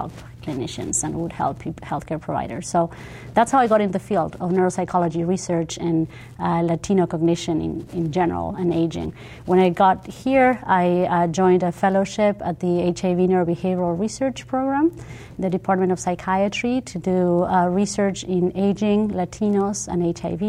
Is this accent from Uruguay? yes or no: yes; Uruguay; moved away as an adult; now in United States; I'm from Uruguay originally, I'm bilingual. I speak Spanish and English fluently